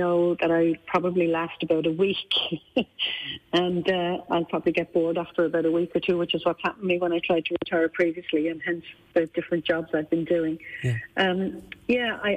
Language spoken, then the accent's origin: English; Ireland; moved away as an adult; now in United Kingdom; as an Irish person in the UK